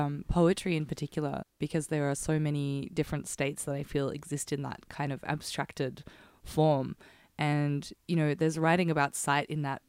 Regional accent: Footscray, Victoria, Australia; Ruby and I are lifelong Westies, if you will. Mm-hmm. We both grew up in Footscray, less than a kilometre away from each other

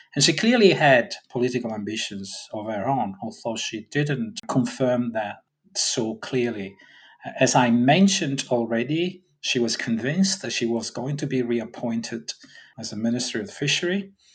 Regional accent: Sicily, Italy; I'm from Sicily

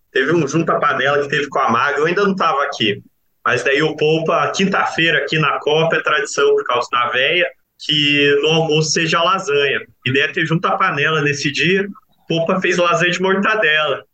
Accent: Curitiba, Paraná, Brazil; moved away as an adult; now in Piracicaba, Brazil; eu sou de Curitiba

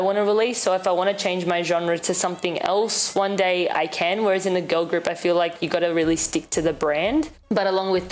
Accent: Sydney, New South Wales, Australia; now in Toronto, Canada; I grew up in Sydney, Australia

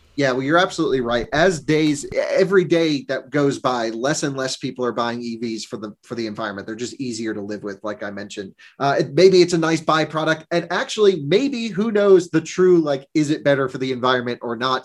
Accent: Vermont, United States; I grew up in Vermont.

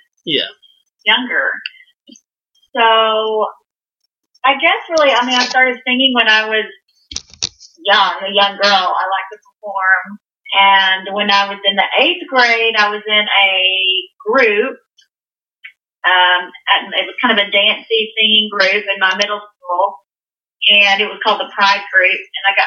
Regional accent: Texas, United States; I'm from the Texas tribe

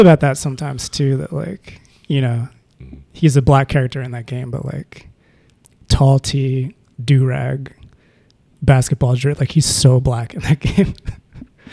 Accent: Maryland, United States; moved away as an adult; now in Philadelphia, United States; coming to Philly, because I'm from Maryland

